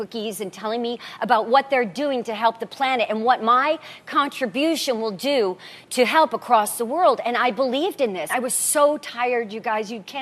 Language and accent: English; Nebraska, United States; I was raised Catholic. I'm from Nebraska, from a family of 10 kids